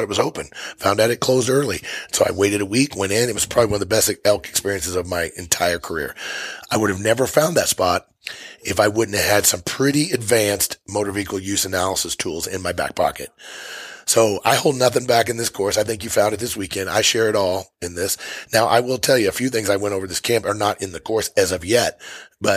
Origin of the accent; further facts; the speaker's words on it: Missouri, United States; moved away as an adult; now in Montana, United States; I'm from Missouri. I hunted elk out west for 25 years before I moved to Montana